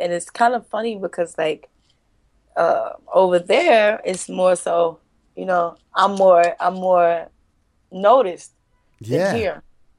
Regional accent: United States; you know, I'm from the States, people in other countries

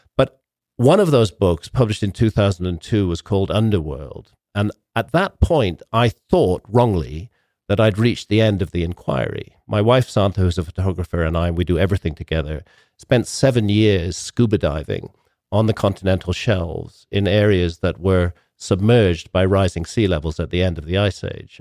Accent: United Kingdom; I come from Britain

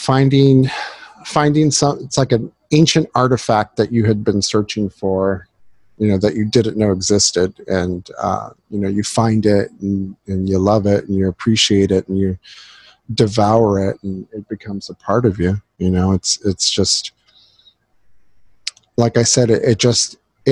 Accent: Southern California, United States; growing up in Southern California

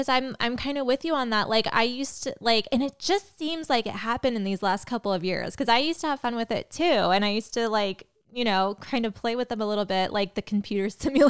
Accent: Phoenix, Arizona, United States; he's from my hometown

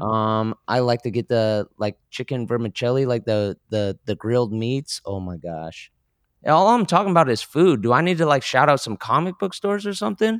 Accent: Concord, California, United States; moved away as an adult; also born or lived in Orange County, California / Los Angeles, California; D V C, which is, uh, the community college in my hometown.

